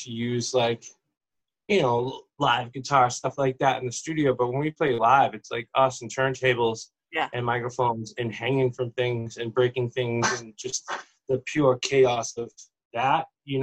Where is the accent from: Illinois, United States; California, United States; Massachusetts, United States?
Massachusetts, United States; moved away as an adult; now in San Diego, United States; I'm actually from Massachusetts